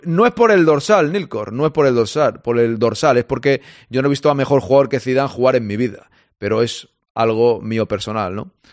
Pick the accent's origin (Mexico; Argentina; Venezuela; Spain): Spain; Catalonia; Yo soy catalán